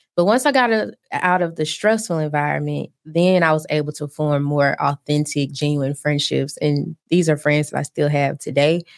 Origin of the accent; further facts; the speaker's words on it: Birmingham, Alabama, United States; moved away as an adult; also born or lived in New Jersey; I'm originally from Birmingham, Alabama